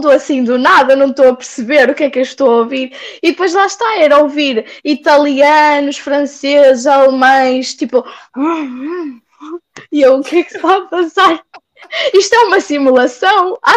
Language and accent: Portuguese; Portugal; now in Hungary; eu, sendo portuguesa, olhava para toda a gente